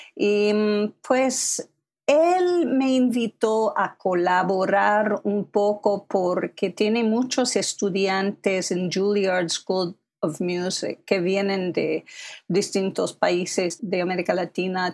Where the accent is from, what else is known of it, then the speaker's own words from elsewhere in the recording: Philadelphia, Pennsylvania, United States; first language English; Spanish is a second language; moved away as an adult; also born or lived in Taiwan / Manhattan, New York; yo nací en Filadelfia y soy la segunda hija